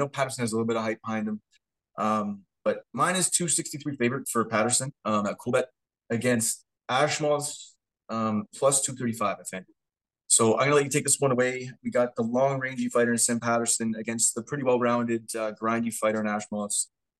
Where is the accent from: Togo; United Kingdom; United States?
United Kingdom; Scotland; I'm a fan of Duncan. I'm Scottish.